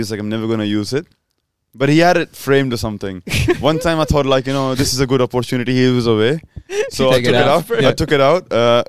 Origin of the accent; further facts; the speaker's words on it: Pakistan; I'm like Pakistani